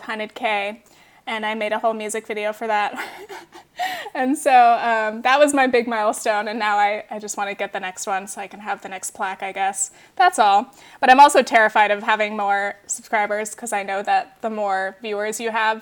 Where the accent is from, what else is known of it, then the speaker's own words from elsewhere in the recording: Orange County, California, United States; moved away; I was from Orange County